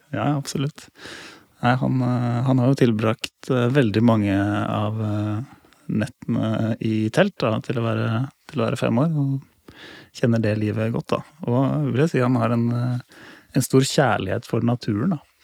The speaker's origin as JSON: {"language": "Norwegian", "town": "Lier", "region": "Buskerud", "country": "Norway", "tie": "born or raised there", "said": "Jeg har vokst opp eh, på et småbruk da, i Lier"}